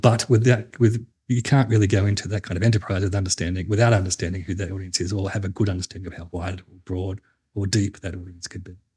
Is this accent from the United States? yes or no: no; New South Wales, Australia; I'm not from South Australia. I'm from New South Wales